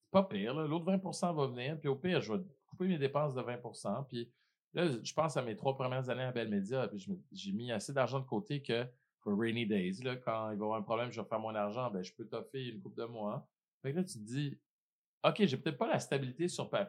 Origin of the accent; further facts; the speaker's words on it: Haiti; Je pense que ça vient du fait aussi que je suis haïtien, tu sais.